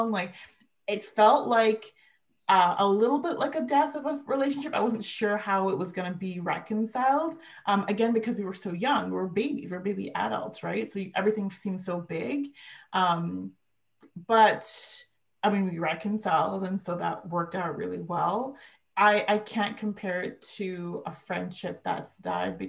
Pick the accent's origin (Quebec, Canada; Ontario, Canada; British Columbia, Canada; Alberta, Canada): British Columbia, Canada; Vancouver; I was born here in Vancouver